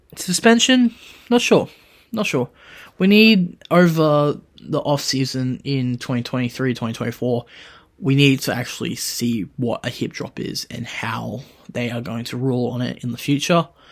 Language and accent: English; Queensland, Australia; I am a Queenslander